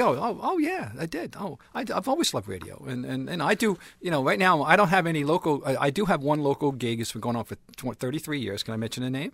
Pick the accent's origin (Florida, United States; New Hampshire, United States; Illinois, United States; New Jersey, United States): New Jersey, United States; moved away as an adult; now in Boston, United States; I'm from Jersey. I came up here to go to school